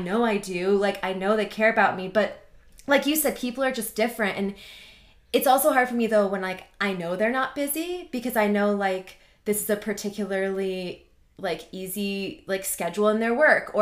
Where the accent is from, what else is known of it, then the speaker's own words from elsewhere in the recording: Arizona, United States; also born or lived in Iowa; I grew up in Iowa and then I moved to Arizona